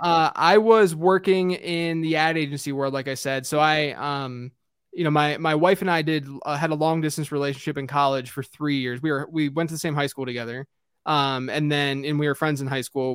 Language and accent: English; Pittsburgh, Pennsylvania, United States; I grew up in Pittsburgh